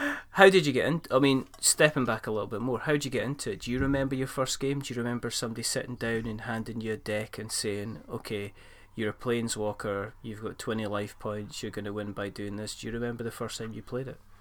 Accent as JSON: {"language": "English", "region": "Scotland", "country": "United Kingdom", "said": "I'm not really Scottish"}